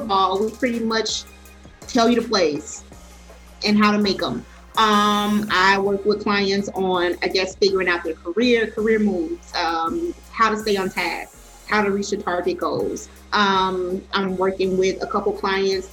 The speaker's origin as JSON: {"language": "English", "town": "Chicago", "region": "Illinois", "country": "United States", "said": "I'm from Chicago, mother of four"}